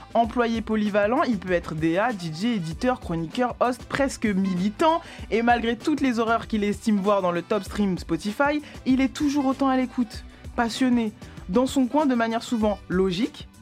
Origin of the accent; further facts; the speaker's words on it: Val-de-Marne, Île-de-France, France; de là où j'ai grandi, donc euh, Val-de-Marne